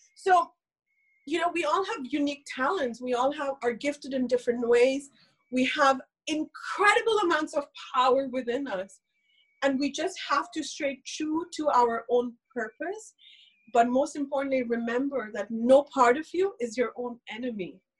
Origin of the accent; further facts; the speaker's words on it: India; English is a second language; I am somebody who's born and raised in India to a very, very conservative family